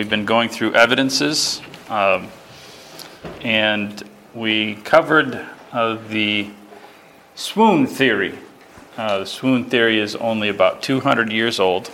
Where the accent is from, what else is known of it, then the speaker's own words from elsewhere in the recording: Spencer, Massachusetts, United States; my hometown